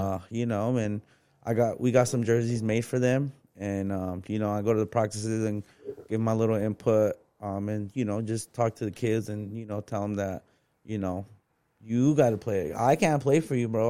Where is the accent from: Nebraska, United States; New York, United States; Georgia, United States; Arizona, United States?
Arizona, United States; Phoenix; I'm from West Phoenix, bro. I grew up without papers.